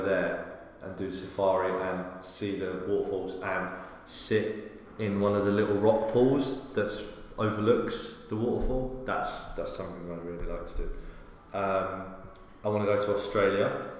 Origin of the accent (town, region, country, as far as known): United Kingdom; accent: British